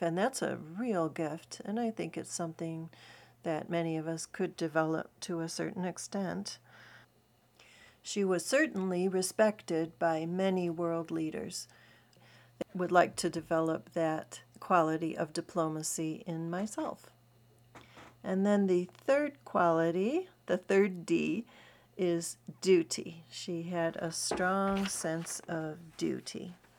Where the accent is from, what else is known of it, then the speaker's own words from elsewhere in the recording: United States; I'm as American as apple pie